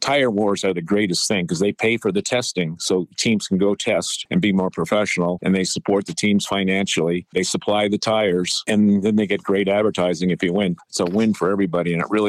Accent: Western Massachusetts, United States; I grew up in Western Massachusetts.

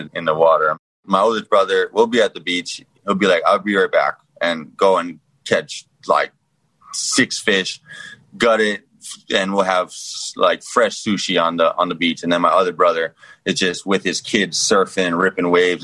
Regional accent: Hawaii, United States; now in Miami, United States; the childhood in Hawaii is amazing

